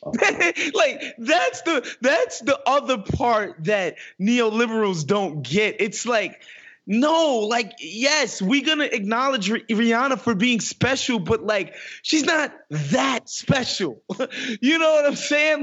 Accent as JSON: {"language": "English", "town": "New York City", "region": "New York", "country": "United States", "tie": "born or raised there", "said": "I grew up in Queens Village, which is the adjacent neighborhood to Hollis"}